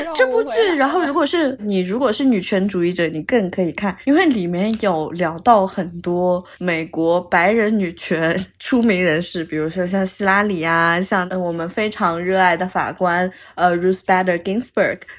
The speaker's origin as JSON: {"language": "Chinese", "country": "China", "moved": "yes", "lives_now": "Milan, Italy", "said": "我们作为中国人"}